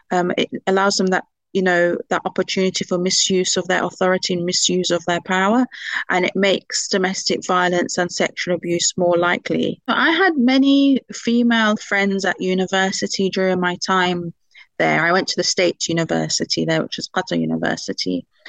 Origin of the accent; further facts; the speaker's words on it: United Kingdom; seen on my card that I'm British and seen my father's name.